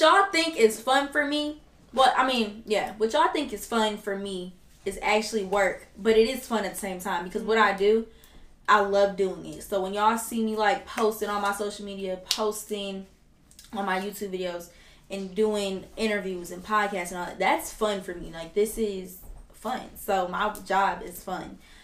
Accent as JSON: {"language": "English", "town": "Detroit", "region": "Michigan", "country": "United States", "said": "I am from Detroit"}